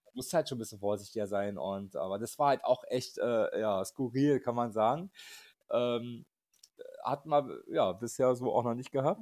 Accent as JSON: {"language": "German", "region": "Berlin", "country": "Germany", "said": "wir kommen übrigens aus Berlin"}